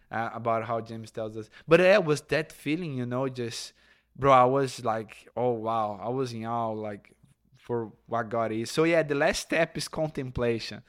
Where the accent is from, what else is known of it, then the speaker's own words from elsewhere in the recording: Brazil; moved away; Catholics and, and evangelical that we come in Brazil